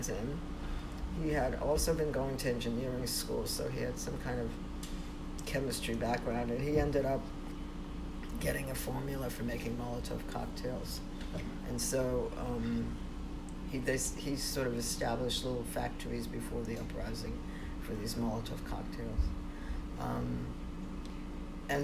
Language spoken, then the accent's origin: English; New York City, New York, United States; first language Polish; English is a second language; also born or lived in Poland / Sweden; I grew up in the Bronx